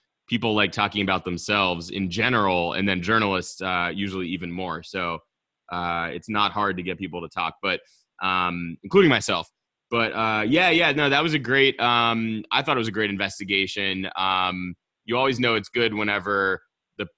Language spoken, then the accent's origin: English; Pittsburgh, Pennsylvania, United States; also born or lived in Texas; here in my hometown working there